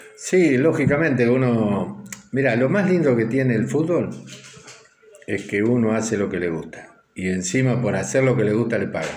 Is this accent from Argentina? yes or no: yes; Lobería, Buenos Aires Province, Argentina; now in Necochea, Argentina; nací en Lobería eh, a los 13 años me vine a jugar y a vivir solo ya acá en Ecochea